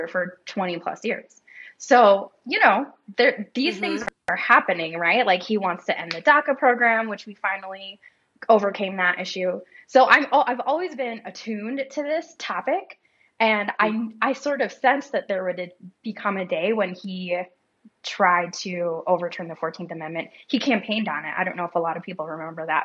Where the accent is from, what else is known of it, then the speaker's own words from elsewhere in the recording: South Dakota, United States; I was born in South Dakota and I grew up going to a North American Baptist church